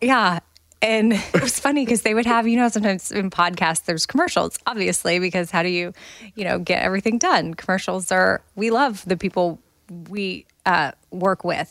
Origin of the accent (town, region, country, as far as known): United States